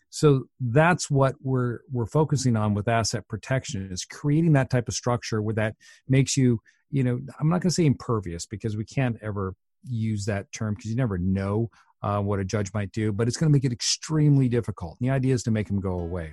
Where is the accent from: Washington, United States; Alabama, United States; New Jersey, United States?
Washington, United States; I'm from Washington State